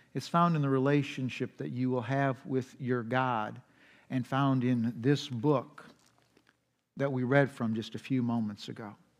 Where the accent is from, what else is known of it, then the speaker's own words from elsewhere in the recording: United States; We as American culture. We're just frantic